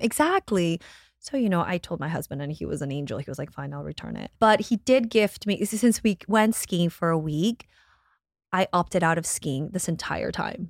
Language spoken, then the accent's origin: English; Guatemala; moved away; I'm from Guatemala.